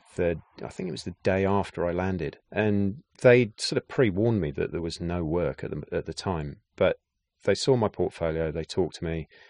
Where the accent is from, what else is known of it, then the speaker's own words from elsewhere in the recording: Gloucestershire, South West England, United Kingdom; moved away as an adult; also born or lived in London; growing up in Gloucestershire in the West Country of England